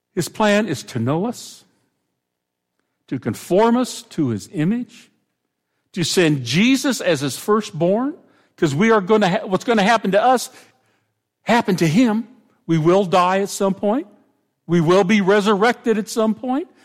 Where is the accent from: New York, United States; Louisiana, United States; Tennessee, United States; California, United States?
California, United States; Pomona; moved away; I grew up in Pomona, which is where the fair was